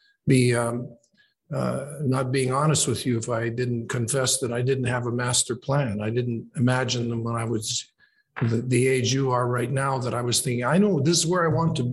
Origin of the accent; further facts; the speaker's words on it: Oshawa, Ontario, Canada; also born or lived in Toronto; So I was born in Toronto and then grew up in a place called Oshawa, which is about 40 kilometers east of Toronto.